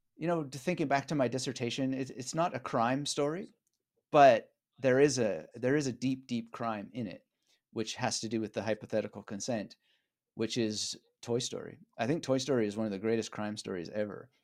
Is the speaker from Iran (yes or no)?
no; Vancouver, British Columbia, Canada; moved away as an adult; also born or lived in Montreal / Berlin; now in Australia; I grew up in British Columbia in Canada, in Vancouver area